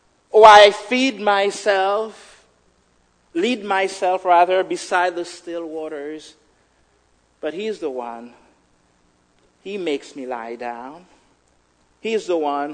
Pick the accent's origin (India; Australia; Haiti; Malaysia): Haiti; moved away; growing up in Haiti, certain things that we had, and just the basic